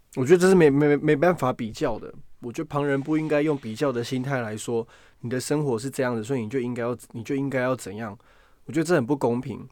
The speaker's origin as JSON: {"language": "Chinese", "country": "Taiwan", "moved": "as an adult", "lives_now": "United Kingdom", "said": "我人从台湾来到这边"}